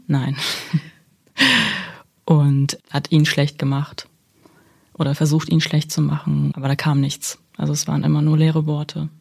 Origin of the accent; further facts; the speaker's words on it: Germany; also born or lived in Kazakhstan; ich bin in Kasachstan geboren mhm. und bin mit sechs Jahren nach Deutschland gekommen